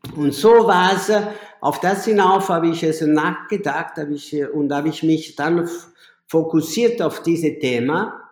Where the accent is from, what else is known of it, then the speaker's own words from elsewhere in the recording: Naples, Campania, Italy; German is a second language; moved away as an adult; now in Vienna, Austria; ich komme aus Napoli